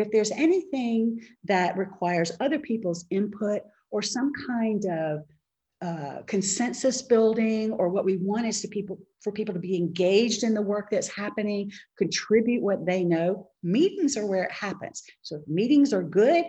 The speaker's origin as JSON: {"language": "English", "town": "Charlotte", "region": "North Carolina", "country": "United States", "tie": "born or raised there", "said": "in Charlotte, North Carolina, my hometown"}